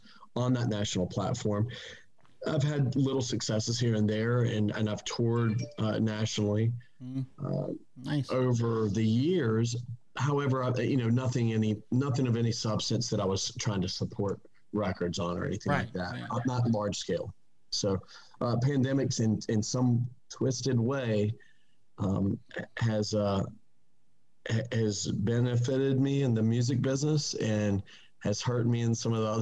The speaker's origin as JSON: {"language": "English", "town": "Wilmington", "region": "North Carolina", "country": "United States", "tie": "born or raised there", "also_born_or_lived": "Plant City, Florida / Perry, Florida", "said": "I'm a proud Wilmingtonian, is what they call us. I just over my years I started here playing music. I went to elementary school, middle school, high school"}